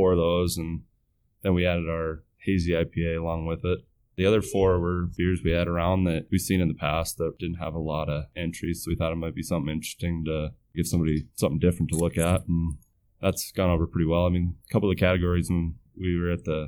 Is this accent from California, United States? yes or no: no; Montana, United States; moved away as an adult; also born or lived in Colorado; now in Bismarck, United States; I moved into Bismarck about 5 years ago from Montana, where I grew up mostly, and a little bit in Colorado too